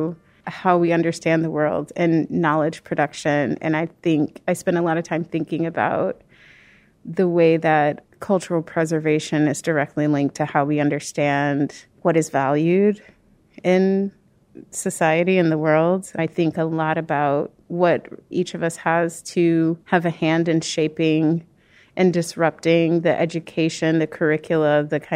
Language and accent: English; Peoria, Illinois, United States; moved away as an adult; also born or lived in California; now in Chicago, United States; I was born and raised in Peoria, Illinois, the heart of Illinois, but I've been in Chicago for the past 15 years